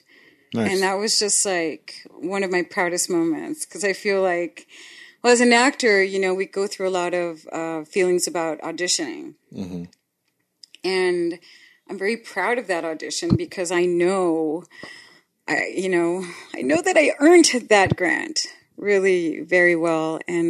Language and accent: English; Tijuana, Baja California, Mexico; born or raised there; accent: Tijuana accent; English is a second language; moved away as an adult; also born or lived in Los Angeles; now in United States